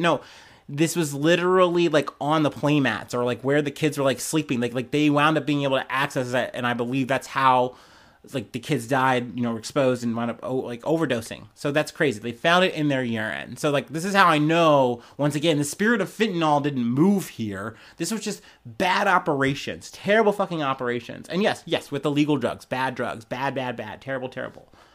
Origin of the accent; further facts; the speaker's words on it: United States; I'm an American myself